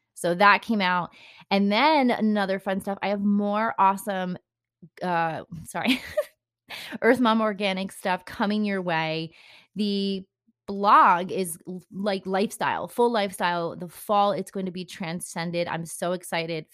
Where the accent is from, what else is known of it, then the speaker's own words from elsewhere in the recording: New Jersey, United States; I am obviously from New Jersey, and people can say they know when you're from New Jersey by the way you say things